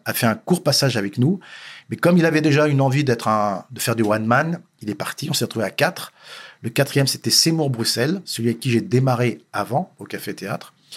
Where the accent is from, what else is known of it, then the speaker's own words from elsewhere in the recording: Paris, Île-de-France, France; je suis né à Paris, euh, né dans une famille correcte, modeste